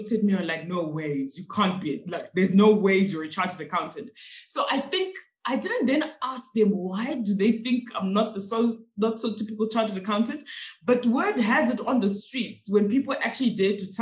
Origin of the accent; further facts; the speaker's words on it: Zimbabwe; first language Shona; English is a second language; now in Johannesburg, South Africa; So we're really from Zimbabwe